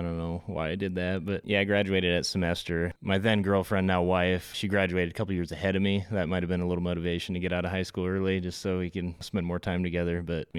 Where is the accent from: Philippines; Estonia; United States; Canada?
United States; Indianola, Iowa; Here in Indianola, born and raised. Lived a little bit up in Northwest Iowa. Still have family up there.